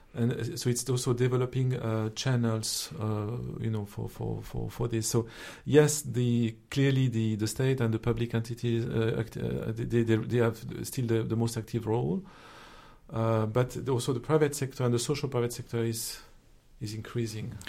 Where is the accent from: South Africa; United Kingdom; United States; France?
France; accent: French; English is a second language; my accent as a French citizen